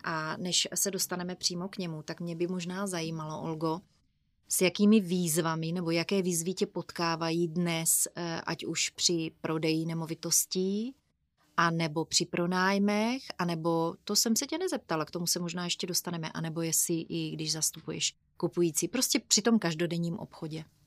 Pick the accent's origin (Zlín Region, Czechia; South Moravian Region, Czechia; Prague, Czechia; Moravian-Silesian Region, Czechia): South Moravian Region, Czechia; Brno; jsme z Brna